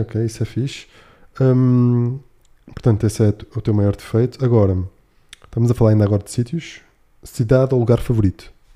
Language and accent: Portuguese; Algarve, Portugal; now in Lisbon, Portugal; no Algarve, eu sou algarvio